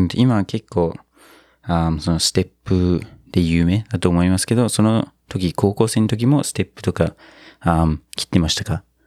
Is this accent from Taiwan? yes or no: no; New Zealand; now in Japan; 僕の母国ニュージーランド